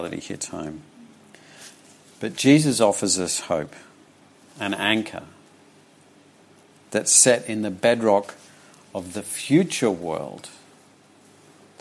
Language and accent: English; Charters Towers, Queensland, Australia; When I was young, growing up in Charters Towers